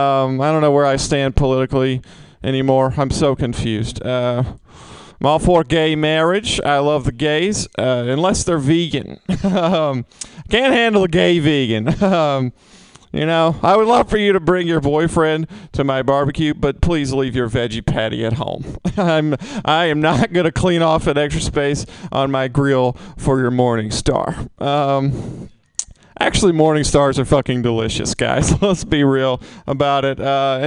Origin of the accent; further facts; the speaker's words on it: Mississippi, United States; now in San Francisco, United States; I'm from Mississippi. A lot of stereotypes about people from Mississippi. It's real hard to be in San Francisco right now, which is tough for me because I was raised very liberal.